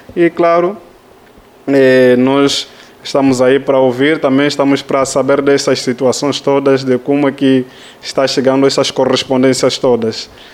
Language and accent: Portuguese; Luanda, Luanda Province, Angola; moved away as an adult; venho de Angola